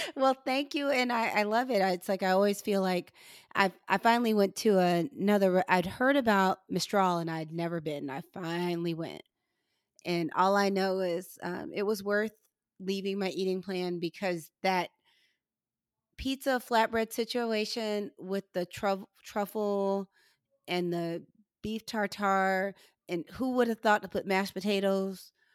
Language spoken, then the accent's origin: English; St. Louis, Missouri, United States; now in Georgia, United States; I'm originally from St. Louis